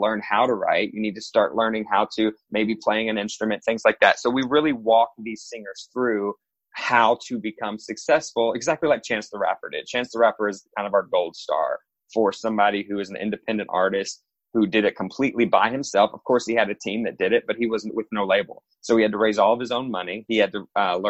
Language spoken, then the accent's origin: English; Carrollton, United States; I first launched this show called Carrollton Idol in my small town, in my hometown